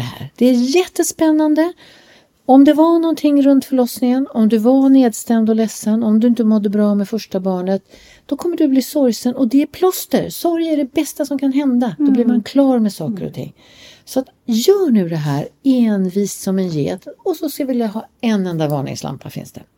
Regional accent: Sweden; vi kommer ju från Sverige

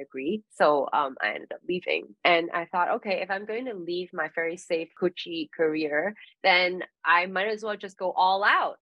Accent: Hong Kong; moved away; I moved back to Hong Kong for personal reasons, I'm from Hong Kong

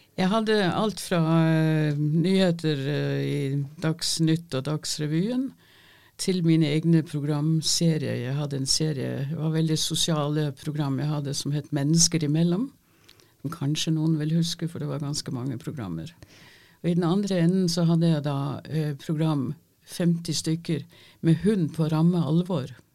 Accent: Denmark; first language Danish; Norwegian is a second language; moved away as an adult; now in Norway; Jeg er ikke norsk. Jeg er født og oppvokst i Danmark

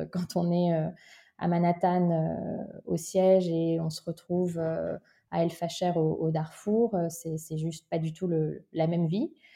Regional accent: Sceaux, Île-de-France, France; also born or lived in London; J'ai grandi en région parisienne, à 20 minutes euh, de, Paris, dans une ville qui s'appelle Sceaux

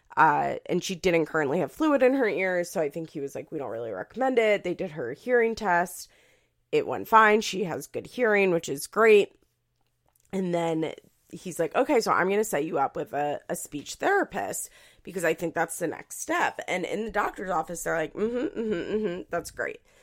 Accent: Philadelphia, Pennsylvania, United States; accent: Philadelphia; my Philadelphia accent

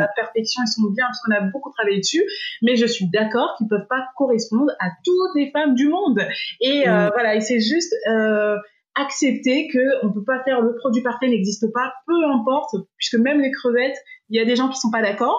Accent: France; moved away as an adult; now in Dubai, United Arab Emirates; Je suis française

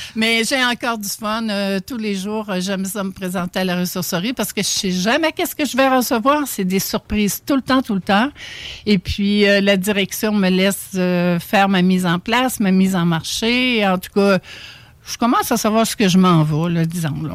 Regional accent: Charlevoix, Quebec, Canada; moved away; je viens de Charlevoix

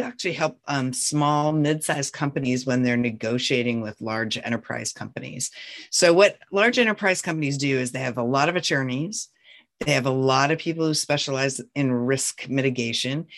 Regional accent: North Central Montana, United States; I was born and raised in North Central Montana on a ranch

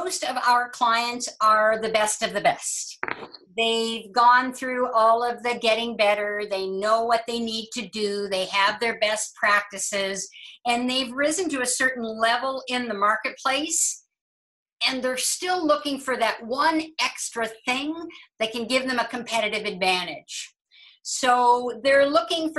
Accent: Halifax, Nova Scotia, Canada; I was born in Halifax.

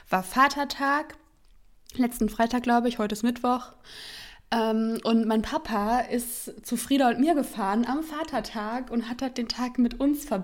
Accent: near Hanover, Lower Saxony, Germany; now in Berlin, Germany; ich komme aus der Nähe von Hannover

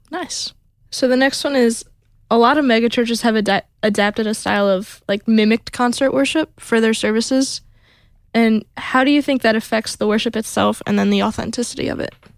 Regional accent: Toledo, Ohio, United States; moved away; I'm from up north by Toledo

